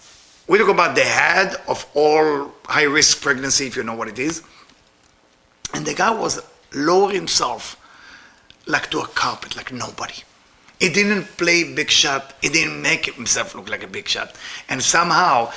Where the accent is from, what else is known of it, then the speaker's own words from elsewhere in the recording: Israel; moved away; I'm Israeli.